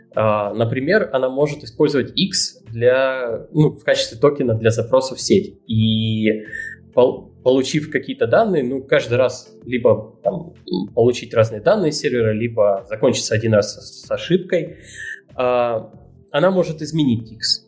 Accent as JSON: {"language": "Russian", "town": "Rostov-on-Don", "region": "Rostov Oblast", "country": "Russia", "said": "я тут паренек из Ростова-на-Дону"}